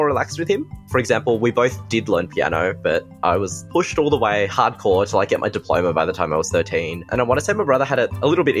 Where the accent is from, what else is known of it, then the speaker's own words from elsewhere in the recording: Australia; I'm a fresh out of uni graduate and a young Chinese Australian.